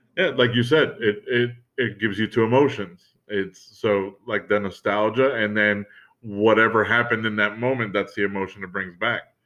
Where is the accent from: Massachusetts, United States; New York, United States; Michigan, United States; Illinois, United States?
New York, United States; as a New Yorker